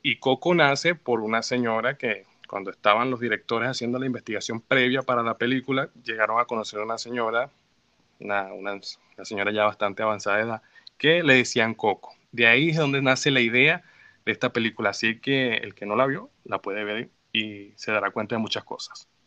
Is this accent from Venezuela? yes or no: yes; Venezuela; now in Mexico; yo llegué con las ideas de Venezuela a cómo se vivía allá